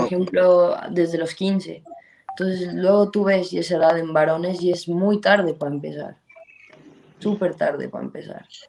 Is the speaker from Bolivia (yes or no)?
yes; Bolivia; moved away as an adult; also born or lived in Santa Cruz, Bolivia / United States; yo salí de Bolivia siendo una medio centro